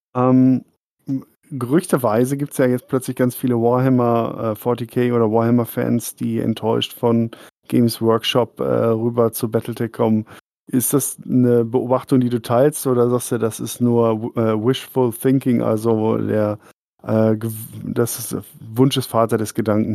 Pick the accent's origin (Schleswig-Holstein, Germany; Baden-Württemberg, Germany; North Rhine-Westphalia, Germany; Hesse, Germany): North Rhine-Westphalia, Germany; Dortmund; now in Oberasbach, Germany; ich bin auch Wahlfrank, ich komme aus Dortmund